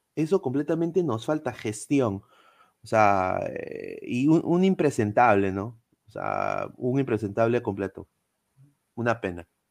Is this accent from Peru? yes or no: yes; Peru; somos los peruanos